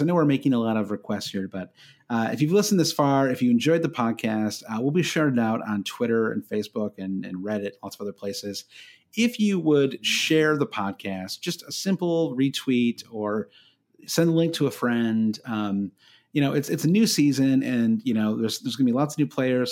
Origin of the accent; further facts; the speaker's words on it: United States; being an American